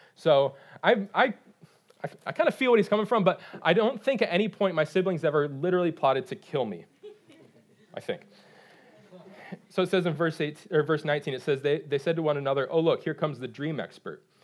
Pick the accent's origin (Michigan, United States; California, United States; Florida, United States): Michigan, United States; moved away as an adult; now in North Carolina, United States; I'm from Michigan